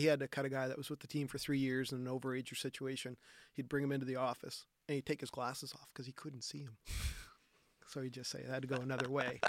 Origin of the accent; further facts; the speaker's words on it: Halifax, Nova Scotia, Canada; I grew up on the Nova Scotia Voyagers where, where skating both the Halifax Forum and then Scotiabank slash Metro Center.